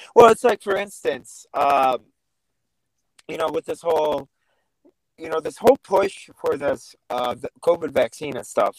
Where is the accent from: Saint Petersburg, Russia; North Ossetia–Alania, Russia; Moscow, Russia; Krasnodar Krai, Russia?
North Ossetia–Alania, Russia; Vladikavkaz; now in United States; I was born in Russia, Vladikavkaz, Russia